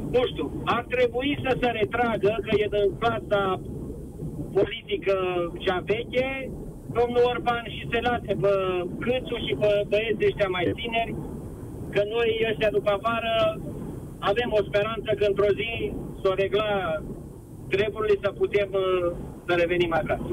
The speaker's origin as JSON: {"language": "Romanian", "town": "Brașov", "region": "Brașov County", "country": "Romania", "moved": "as an adult", "lives_now": "Madrid, Spain", "said": "eu sunt brașovean"}